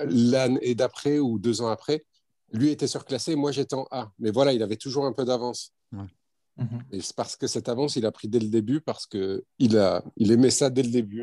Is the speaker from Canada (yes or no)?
no; Lormont, Nouvelle-Aquitaine, France; d'origine marocaine, nationalité française. J'ai grandi en France, je suis né en France